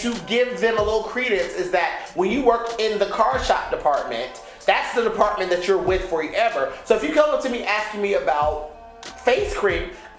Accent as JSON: {"language": "English", "region": "the South", "country": "United States", "moved": "yes", "lives_now": "Los Angeles, United States", "said": "I'm from the South."}